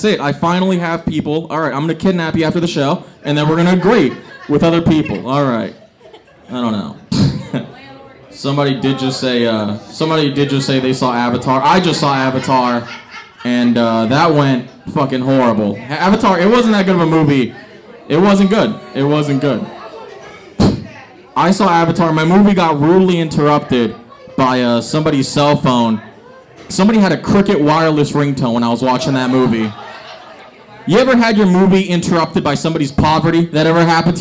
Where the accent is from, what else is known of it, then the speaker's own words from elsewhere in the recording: San Leandro, California, United States; I'm from San Leandro.